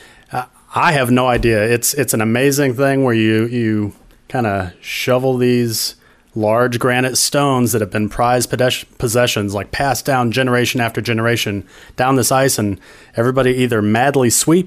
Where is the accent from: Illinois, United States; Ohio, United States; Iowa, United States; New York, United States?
Illinois, United States; Southern; also born or lived in Minnesota; now in Savannah, United States; I am not from Minnesota originally. I came from Southern Illinois, kind of near St. Louis. But I spent 12 long, cold years up in Minnesota